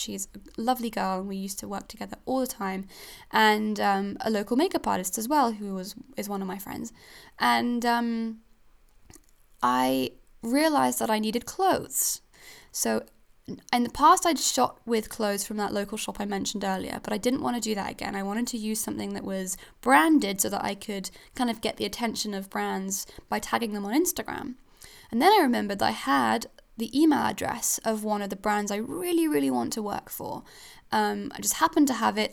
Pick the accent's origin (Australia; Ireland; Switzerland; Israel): Switzerland; now in Falmouth, United Kingdom; I'm a foreigner. I'm from Switzerland, so I don't even come from here.